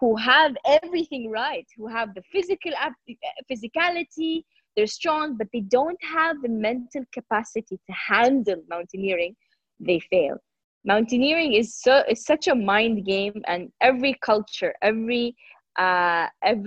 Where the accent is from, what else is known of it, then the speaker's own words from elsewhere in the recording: Jeddah, Makkah Province, Saudi Arabia; I'm Saudi. I'm from the Kingdom of Saudi Arabia, and I come from a city called Jeddah.